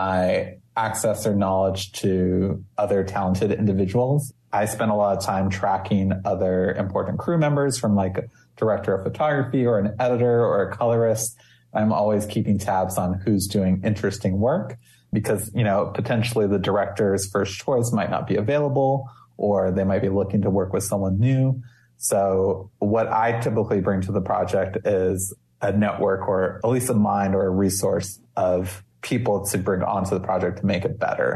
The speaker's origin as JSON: {"language": "English", "area": "Maui", "region": "Hawaii", "country": "United States", "tie": "born or raised there", "moved": "yes", "said": "growing up in Hawaii"}